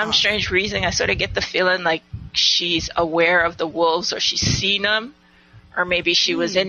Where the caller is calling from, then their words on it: U.S. Virgin Islands; Hey, sisters. This is …. I'm calling from the Virgin Islands.